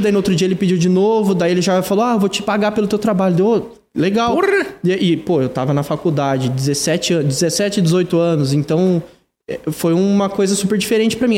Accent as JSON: {"language": "Portuguese", "town": "Ibaiti", "region": "Paraná", "country": "Brazil", "moved": "as an adult", "lives_now": "Curitiba, Brazil"}